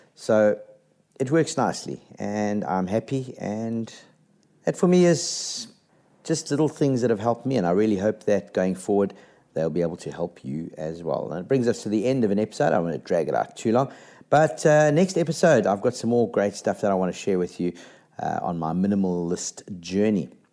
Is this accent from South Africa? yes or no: yes; South Africa; as a South African